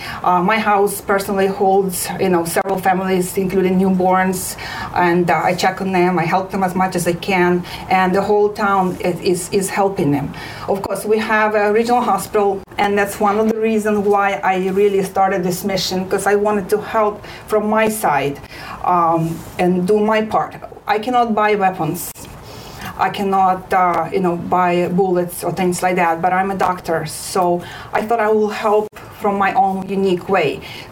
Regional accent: Ukraine; English is a second language; moved away as an adult; now in South Florida, United States; I traveled last summer back to Ukraine. I was born and raised in picturesque mountain village, town Berkovina, which means highlands. And it has very unique population, people called Hutsu.

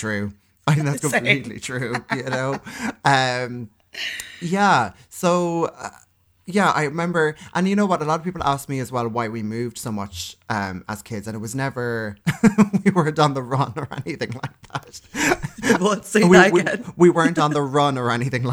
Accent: Cork, Munster, Ireland; I'm from Cork City, which is in the south of Ireland

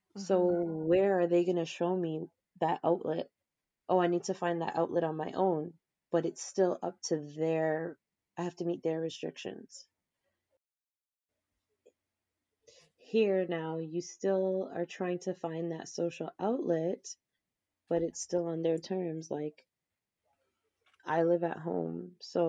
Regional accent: Canada; I am Canadian

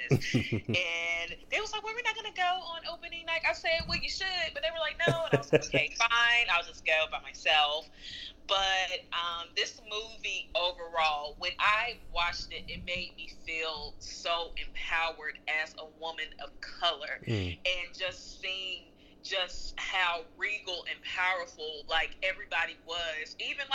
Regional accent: Greensboro, North Carolina, United States; I am from Greensboro, North Carolina

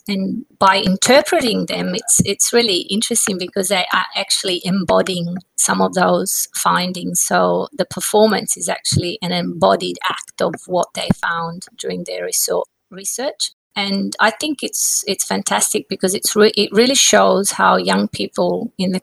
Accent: Positano, Campania, Italy; I grew up in a very beautiful part of Italy, which you may have heard of, called Positano on the Amalfi Coast

